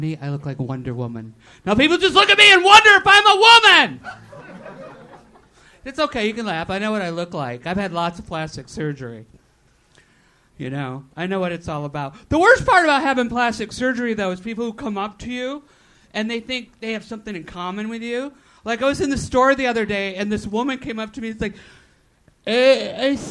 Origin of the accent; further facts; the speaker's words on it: New York City, New York, United States; moved away; I grew up in New York City. I've lived all over the country.